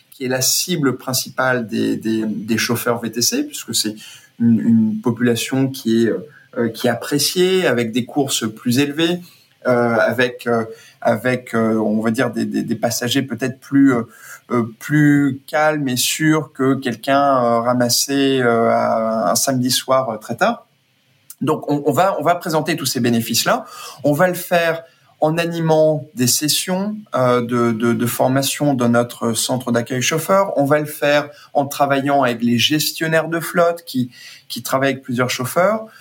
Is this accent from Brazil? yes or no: yes; Brazil; moved away; j'ai passé toute mon enfance au Brésil